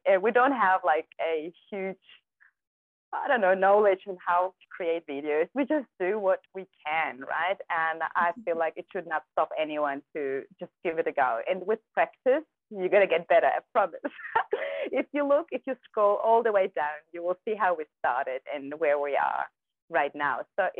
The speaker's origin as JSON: {"language": "English", "country": "Kazakhstan", "tie": "born or raised there", "said": "Well, I'm not sure if you know, but I was born in Kazakhstan, right? So back then we lived in a very small community, and we had no cars, we had no TVs."}